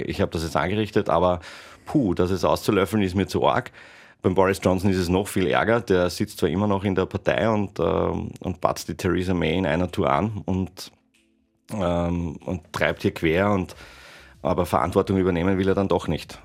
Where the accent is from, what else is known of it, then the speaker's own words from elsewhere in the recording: Tyrol, Austria; geboren bin ich in Tirol